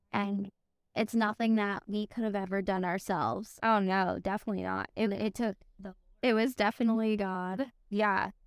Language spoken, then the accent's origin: English; Connecticut, United States; now in Tennessee, United States; I'm actually from Connecticut, I'm not from Tennessee